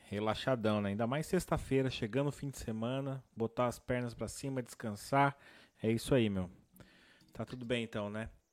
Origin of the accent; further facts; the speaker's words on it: São Paulo, Brazil; Sou da Zona Sul aí de São Paulo. Sou de Santo Amaro, Capão Redondo